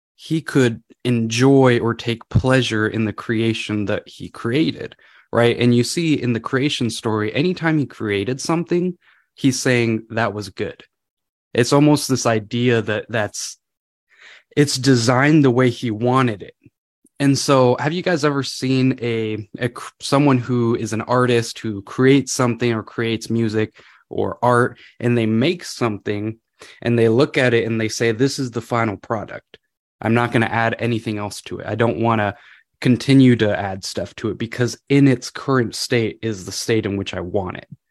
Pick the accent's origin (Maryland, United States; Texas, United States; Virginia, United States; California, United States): California, United States; moved away as an adult; now in Washington, United States; I'm from California originally.